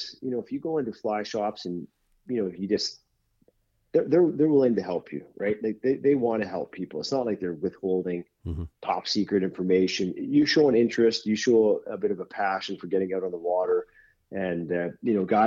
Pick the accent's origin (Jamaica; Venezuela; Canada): Canada; Vancouver, British Columbia; growing up in Vancouver